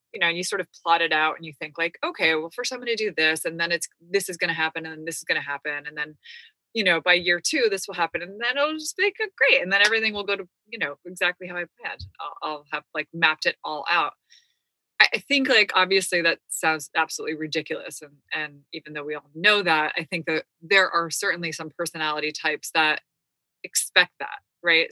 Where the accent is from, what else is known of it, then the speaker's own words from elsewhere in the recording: United States; we're American